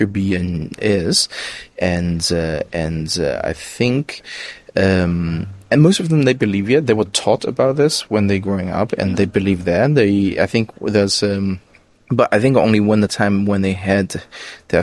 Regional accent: China; I'm from China

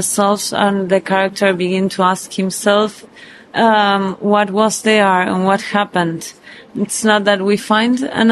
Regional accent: Buenos Aires, Argentina; we're Jewish from Buenos Aires

